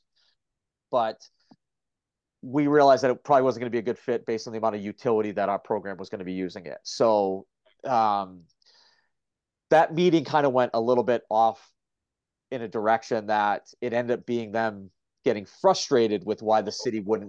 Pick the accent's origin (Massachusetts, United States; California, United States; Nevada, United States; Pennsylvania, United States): Massachusetts, United States; Gloucester; my hometown of Gloucester, Mass